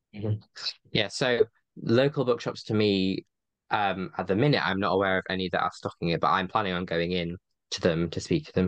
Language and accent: English; Yorkshire and the Humber, United Kingdom; my hometown, which is like a, I know, twenty-minute train away from where they are